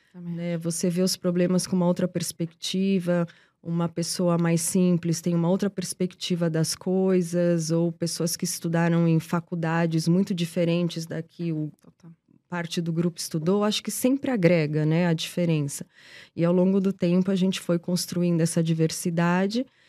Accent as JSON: {"language": "Portuguese", "country": "Portugal", "moved": "yes", "lives_now": "Brazil", "said": "sou portuguesa, mas vivo no Brasil há muito, muito tempo"}